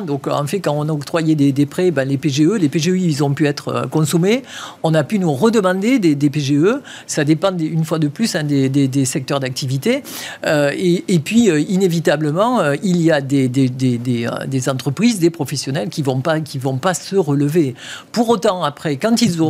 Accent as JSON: {"language": "French", "town": "Toulouse", "region": "Occitania", "country": "France", "accent": "chantant (southern)", "moved": "yes", "said": "je suis toulousaine."}